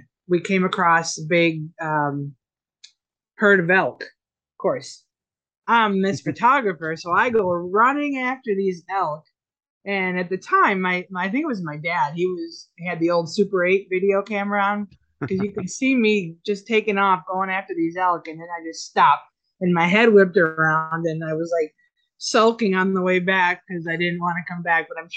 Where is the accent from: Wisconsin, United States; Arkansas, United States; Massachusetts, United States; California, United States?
Wisconsin, United States; Fond du Lac; moved away as an adult; now in South Florida, United States; I'm originally born and raised in Wisconsin, little town of Fond du Lac.